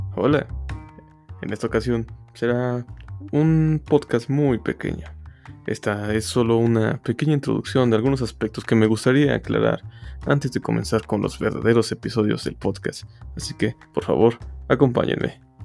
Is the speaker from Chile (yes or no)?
no; Mexico; Yo soy de México